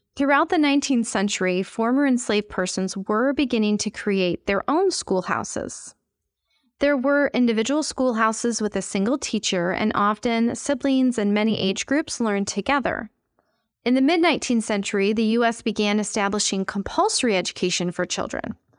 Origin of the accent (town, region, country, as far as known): United States